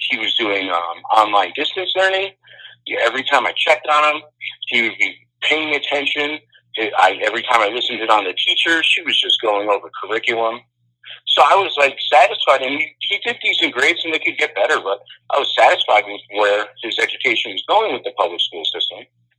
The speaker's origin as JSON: {"language": "English", "area": "Long Island", "region": "New York", "country": "United States", "tie": "born or raised there", "also_born_or_lived": "California / Sacramento / New Orleans", "moved": "as an adult", "lives_now": "Kentucky, United States", "said": "I'm from New York. I came up in the educational system on Long Island."}